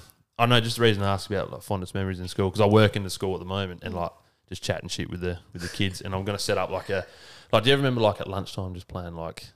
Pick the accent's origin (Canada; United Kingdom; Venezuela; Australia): Australia; Port Lincoln, South Australia; now in Adelaide, Australia; growing up in Port Lincoln on the Eyre Peninsula, like, camping was a big thing